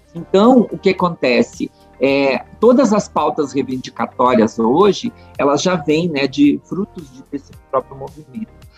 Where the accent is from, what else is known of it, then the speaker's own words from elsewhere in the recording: Montenegro, Rio Grande do Sul, Brazil; moved away as an adult; also born or lived in Porto Alegre / Brasília; eu nasci e me criei na Timbaúva